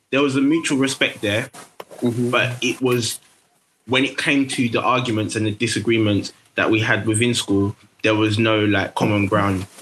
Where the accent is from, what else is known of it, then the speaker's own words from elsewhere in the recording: London, United Kingdom; I grew up in Tower Hamlets